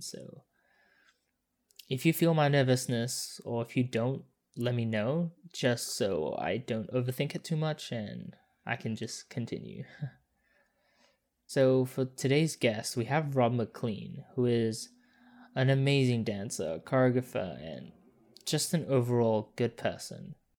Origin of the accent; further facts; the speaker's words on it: Perth, Western Australia, Australia; moved away as an adult; also born or lived in Singapore; now in Sydney, Australia; I grew up in Singapore for four years, then, like, Perth, like, pretty much until, like, two years ago.